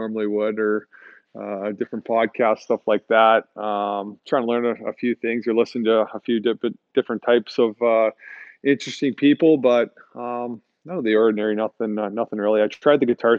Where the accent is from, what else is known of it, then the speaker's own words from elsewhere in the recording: Saskatchewan, Canada; moved away as an adult; now in St. Louis, United States; where I grew up back home in Saskatchewan